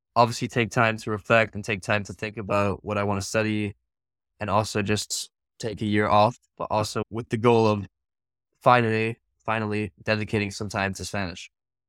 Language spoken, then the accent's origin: English; Singapore; But I think definitely growing up in Singapore, especially, I lived there for 6 years.